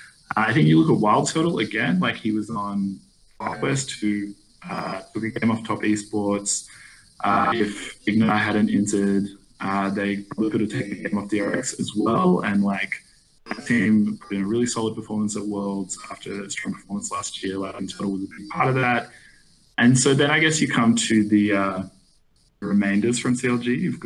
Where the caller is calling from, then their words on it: Sydney, New South Wales, Australia; I'm calling from Sydney, Australia.